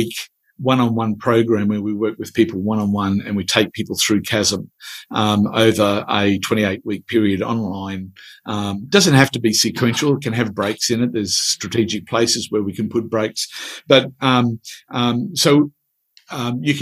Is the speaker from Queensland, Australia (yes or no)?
yes; Queensland, Australia; accent: Queensland; my Queensland accent